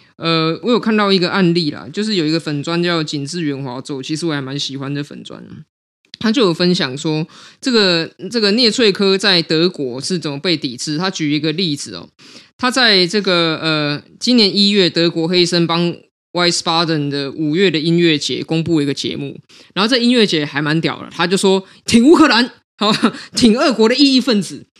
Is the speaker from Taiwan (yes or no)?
yes; Taiwan; 我们都是台湾人